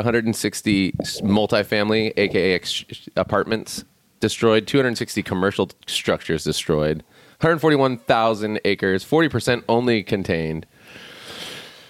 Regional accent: Chico, California, United States; In Chico, California, where I was born and raised, not born, but raised

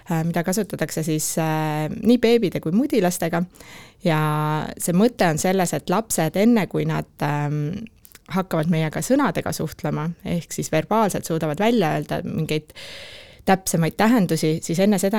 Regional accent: Tartu, Tartu County, Estonia; kes ma veel olen tartlane

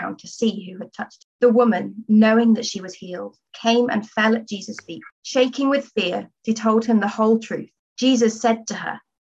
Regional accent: Stafford, West Midlands, United Kingdom; moved away as an adult; also born or lived in Southampton; I'm originally from Stafford, so I'm from Birmingham Diocese, born and bred

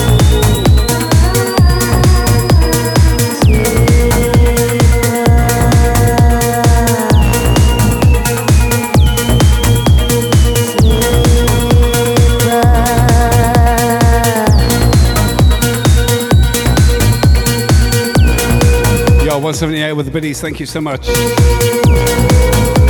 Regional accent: Southampton, South East England, United Kingdom; moved away as an adult; also born or lived in Northampton / Melbourne, Australia / Hedge End; now in Brisbane, Australia; I left England almost 9 years ago, but originally from Southampton

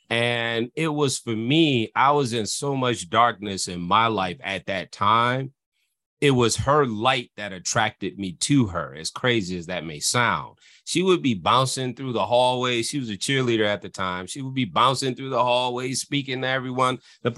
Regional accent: Illinois, United States; And so that's the life that I come from, growing up in the Cook County Housing Authority, dealing with my father with those issues and the turmoil that that caused in my life.

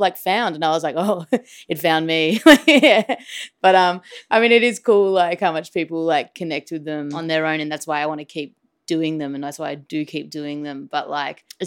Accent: Melbourne, Victoria, Australia; I'm an artist from Melbourne, Australia

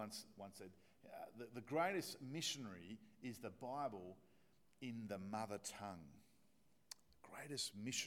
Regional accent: Australia; accent: Australian; my Australian accent

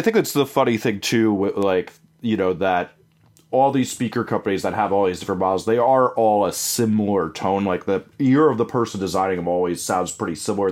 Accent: New Jersey, United States; growing up in New Jersey

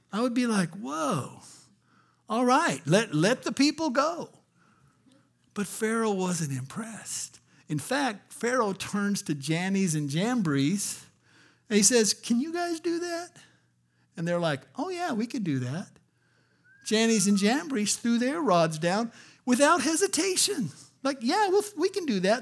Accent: Albuquerque, New Mexico, United States; I grew up in Albuquerque, New Mexico

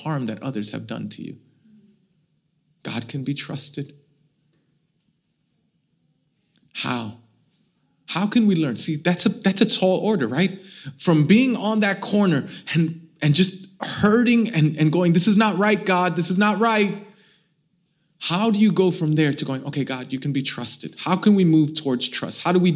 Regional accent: New York City, New York, United States; I'm born and raised in Brooklyn. I'm Puerto Rican. It wasn't as nice like this when I grew up here

